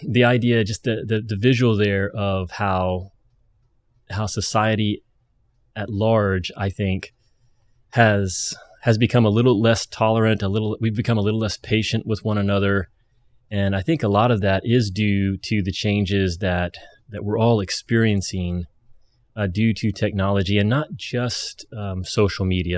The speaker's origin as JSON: {"language": "English", "region": "Kentucky", "country": "United States", "said": "I'm, I'm from Kentucky"}